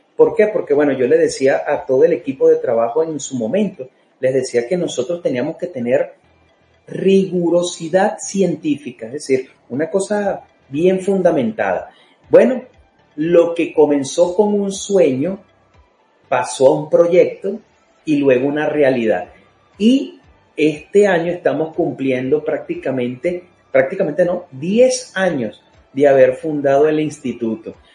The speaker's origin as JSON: {"language": "Spanish", "country": "Venezuela", "said": "muchos los que somos venezolanos"}